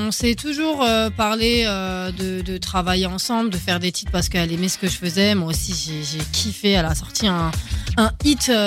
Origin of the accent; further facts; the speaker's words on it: Argenteuil, Île-de-France, France; et moi, je viens, ah, je d'Argenteuil, je suis obligée de le mentionner.